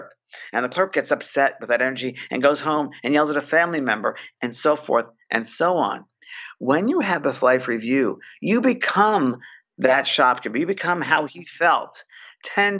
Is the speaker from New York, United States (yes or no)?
yes; New York, United States; I'm a New Yorker, a cynical New Yorker, very down to earth